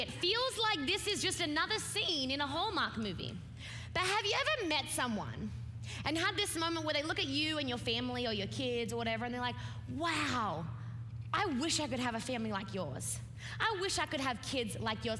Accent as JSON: {"language": "English", "country": "Australia", "said": "I'm an Australian preacher"}